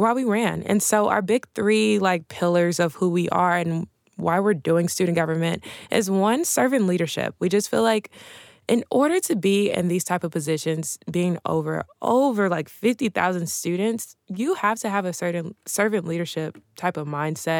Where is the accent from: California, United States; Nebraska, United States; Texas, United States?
Texas, United States; Dallas; I'm from Dallas, Texas